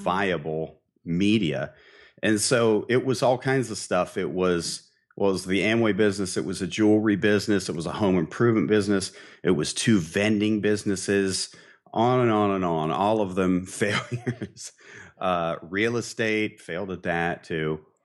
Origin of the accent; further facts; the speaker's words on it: Barberton, Ohio, United States; also born or lived in Dayton, Ohio; I grew up in Barberton, Ohio